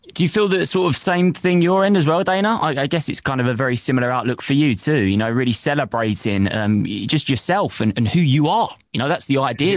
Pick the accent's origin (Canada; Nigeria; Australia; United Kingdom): United Kingdom; now in London, United Kingdom; being British and living in Britain and living in London myself